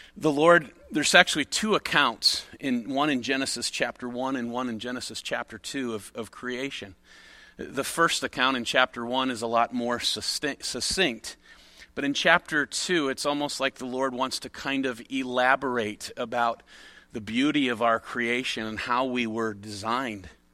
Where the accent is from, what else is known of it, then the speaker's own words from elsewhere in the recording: near Chicago, Illinois, United States; I grew up near Chicago